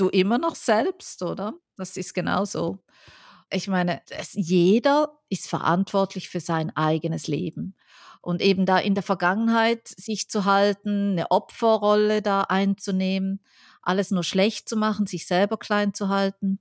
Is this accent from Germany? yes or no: no; Switzerland; moved away; ich bin ja Schweizerin